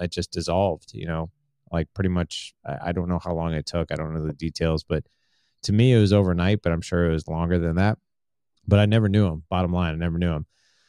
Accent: St. Louis, Missouri, United States; But, I'm from St. Louis, Missouri.

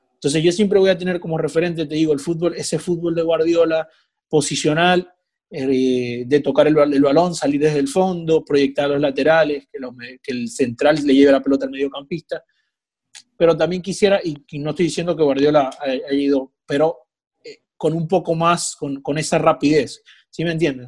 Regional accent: Maracaibo, Zulia, Venezuela; moved away; soy venezolano

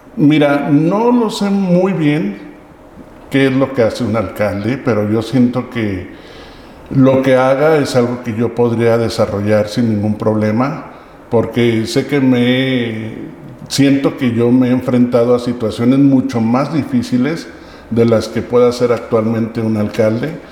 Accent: Aguascalientes, Mexico; Soy originario de Aguascalientes

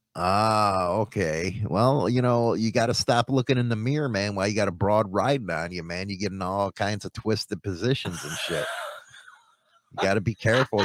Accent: Chicago, Illinois, United States; moved away; I come from Chicago

